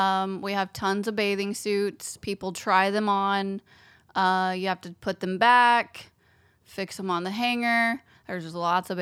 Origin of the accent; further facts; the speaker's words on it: Indianapolis, Indiana, United States; also born or lived in California; I am from Indianapolis, Indiana. Born and raised. Yes. I lived in California when I was a child for a brief time.